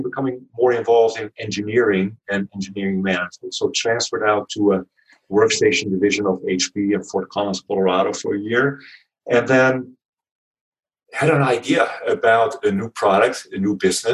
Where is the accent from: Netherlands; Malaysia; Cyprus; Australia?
Netherlands; accent: Dutch; moved away as an adult; also born or lived in Palo Alto, United States; my accent is Dutch. So if you were wondering, born and raised in the Netherlands